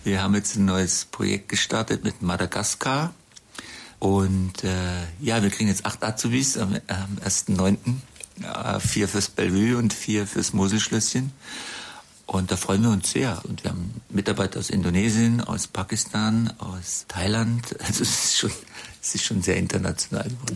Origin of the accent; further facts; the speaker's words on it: Black Forest, near Titisee, Baden-Württemberg, Germany; moved away as an adult; also born or lived in Freiburg / Bonn / London / Monte Carlo; now in Traben-Trarbach, Germany; ich bin ja im Schwarzwald geboren. Meine Eltern hatten dort einen Landgasthof äh, in der Gegend vom Titisee